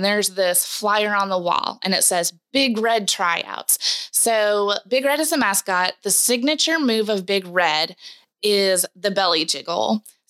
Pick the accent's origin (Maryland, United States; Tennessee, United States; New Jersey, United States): Tennessee, United States; Mount Juliet; also born or lived in Kentucky; Born and raised here, Middle Tennessee. I grew up in Mount Juliet, which is just 20 miles east of the city.